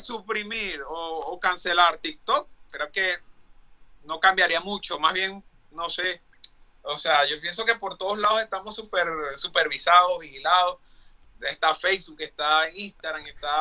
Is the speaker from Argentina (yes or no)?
no; Venezuela; moved away as an adult; also born or lived in Dublin / Mexico; now in United States; yo quiero regresar a Venezuela